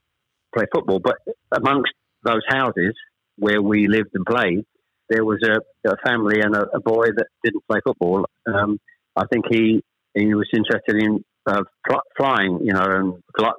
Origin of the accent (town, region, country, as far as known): Chelmsford, East of England, United Kingdom; born or raised there; also born or lived in Ashton-under-Lyne, Greater Manchester